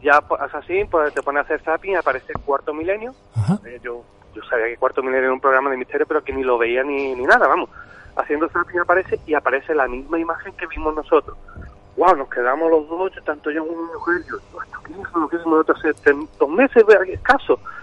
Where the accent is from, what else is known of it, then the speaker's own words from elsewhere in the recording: Algeciras, Andalusia, Spain; yo soy de Algeciras